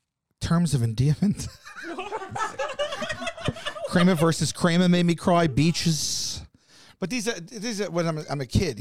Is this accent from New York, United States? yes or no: yes; Staten Island, New York, United States; And I said, Doc, I'm from Staten Island. We get enough D out there.